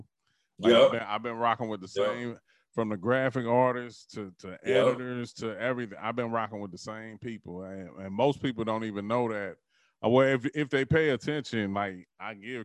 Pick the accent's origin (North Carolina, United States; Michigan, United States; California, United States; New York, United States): New York, United States; Brooklyn; my hometown